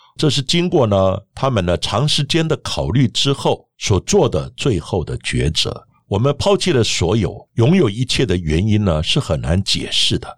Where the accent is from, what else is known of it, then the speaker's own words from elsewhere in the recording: Taiwan; 我们台湾人